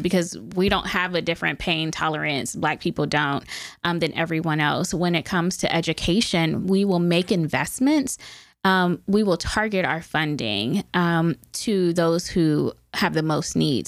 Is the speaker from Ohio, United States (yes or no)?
yes; Youngstown, Ohio, United States; I grew up in Youngstown, born and raised